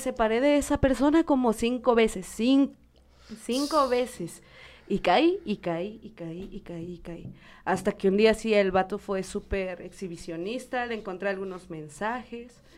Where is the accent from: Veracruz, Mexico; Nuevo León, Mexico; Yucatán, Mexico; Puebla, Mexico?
Puebla, Mexico; soy poblana